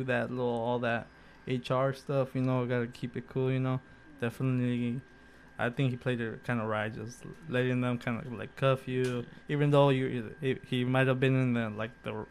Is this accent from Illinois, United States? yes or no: no; the Bay Area, California, United States; we're from the Bay, Oakland